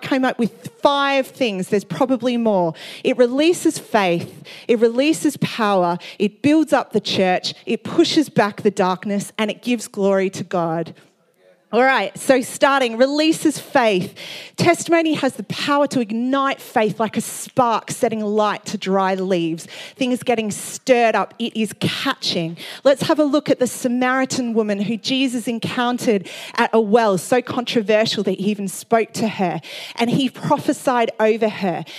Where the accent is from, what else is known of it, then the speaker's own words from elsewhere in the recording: Australia; I'm from Australia